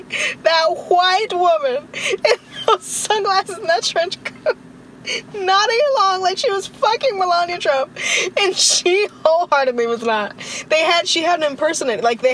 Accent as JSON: {"language": "English", "country": "United States", "moved": "as an adult", "said": "I'm from America and I go to school in a different country"}